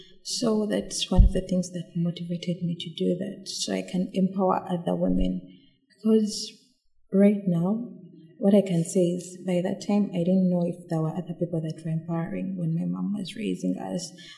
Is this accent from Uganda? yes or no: yes; Uganda; growing up in Uganda